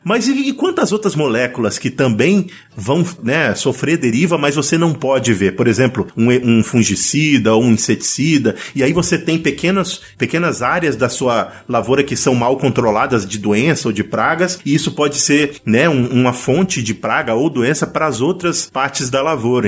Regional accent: Pará, Brazil; eu sou lá do Pará.

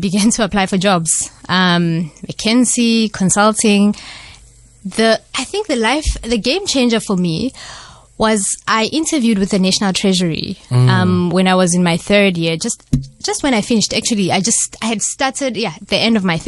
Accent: Johannesburg, Gauteng, South Africa; moved away as an adult; also born or lived in Tzaneen, Limpopo, South Africa; now in Cape Town, South Africa; that's where I grew up for the first 7 years of my life. So I did first grade and second grade at a school in a village, and then I moved to Johannesburg for the rest of my primary and high school

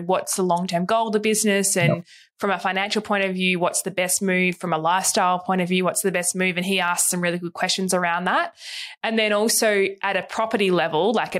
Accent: Hobart, Tasmania, Australia; now in Melbourne, Australia; we grew up in Tassie. We're from Tassie.

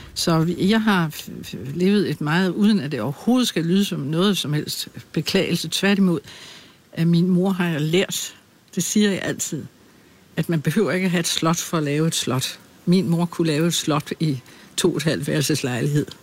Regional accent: Birkerød, Capital Region of Denmark, Denmark; moved away as an adult; also born or lived in Glumsø / Holbæk; flyttede min mor og jeg til Birkerød, hvor jeg er vokset op

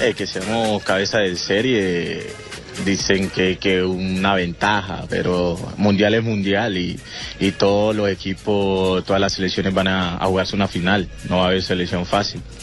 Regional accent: Colombia; now in Naples, Italy; con mi gente allá en mi tierra

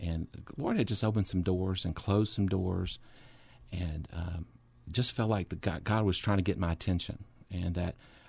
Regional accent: Orange, Texas, United States; Well, I grew up in Southeast Texas and a little church. Called Orangeville Christian Church. Basically, I grew up in the church all my life. While we were there, while we lived in Orange

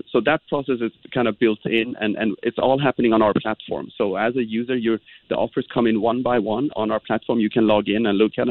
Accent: Sweden; moved away; I'm actually from Sweden

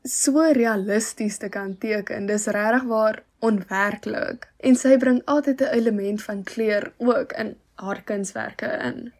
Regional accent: Malmesbury, Western Cape, South Africa; ek is van Mamesbroek

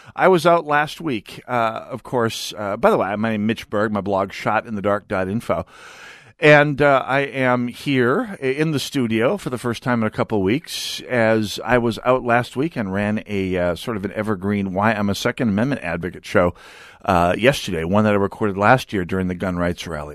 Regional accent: North Dakota, United States; now in Minnesota, United States; I'm, I'm from North Dakota

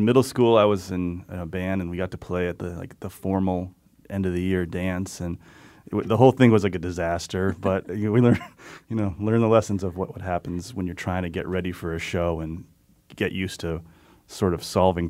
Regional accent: West Hartford, Connecticut, United States; And then I grew up in West Hartford, and a lot of people I grew up with, we all went away.

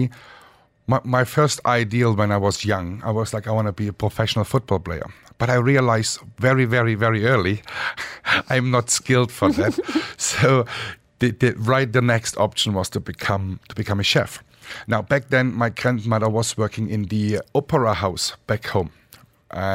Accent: Dresden, Saxony, Germany; now in Dubai, United Arab Emirates; I grew up in Dresden, Germany, with my mother

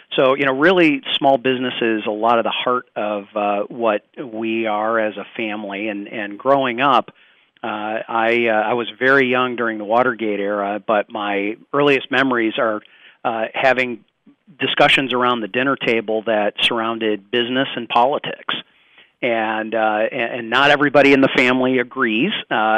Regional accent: Zeeland, Michigan, United States; So, I grew up in the Zeeland Holland area.

